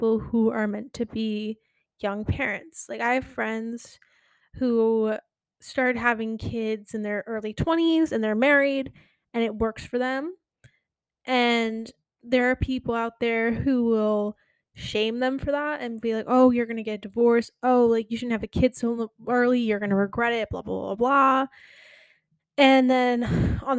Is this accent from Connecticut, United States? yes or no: yes; Connecticut, United States; also born or lived in New York; now in Florida, United States; I grew up in Connecticut